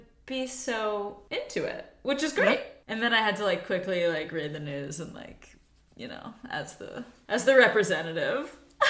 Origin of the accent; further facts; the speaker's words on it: Virginia, United States; now in Denmark; born and raised in Virginia.